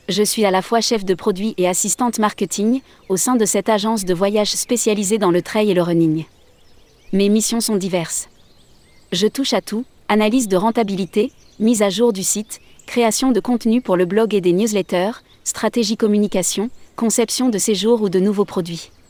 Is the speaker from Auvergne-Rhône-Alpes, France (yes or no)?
yes; Auvergne-Rhône-Alpes, France; Je recherchais une entreprise touristique en lien avec la montagne, car je suis originaire de Savoie.